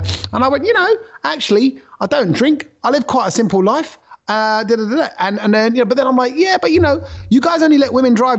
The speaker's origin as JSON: {"language": "English", "region": "London", "country": "United Kingdom", "said": "I come from East London."}